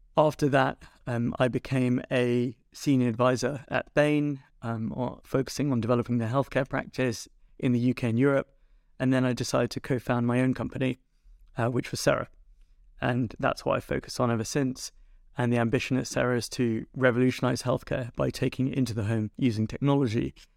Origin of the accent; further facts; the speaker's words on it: London, United Kingdom; I was born in North London, um, actually at Northwick Park Hospital